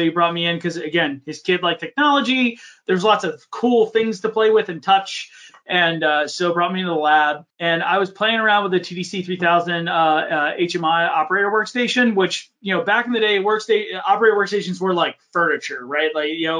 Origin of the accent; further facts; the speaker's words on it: Horsham, Pennsylvania, United States; I grew up just in the burbs of Philadelphia, just north of the city, in a place called Montgomery County. Horsham